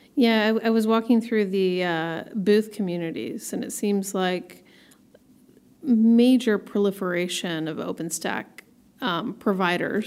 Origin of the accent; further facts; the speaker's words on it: Portland, Oregon, United States; I have a fellow Portlander with me, Alex Williams, all the way from my hometown.